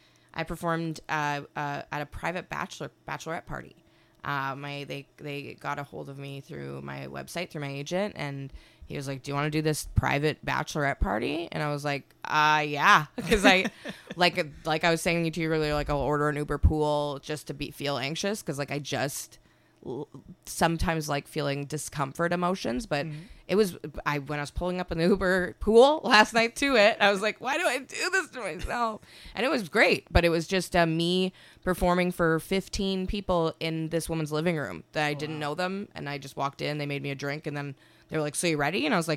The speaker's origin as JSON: {"language": "English", "town": "Winnipeg", "region": "Manitoba", "country": "Canada", "tie": "born or raised there", "said": "I guess it did when I lived there, because it was like Utah. It's kind of like I feel like Winnipeg is a bit separated from everything."}